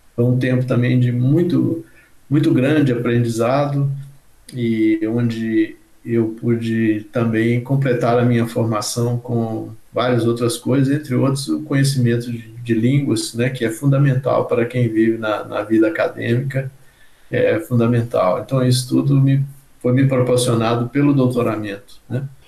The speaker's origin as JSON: {"language": "Portuguese", "town": "Diamantina", "region": "Minas Gerais", "country": "Brazil", "tie": "born or raised there", "said": "eu nasci em Diamantina, Minas Gerais, e vivi num, num ambiente onde que circulavam na minha casa muitos profissionais"}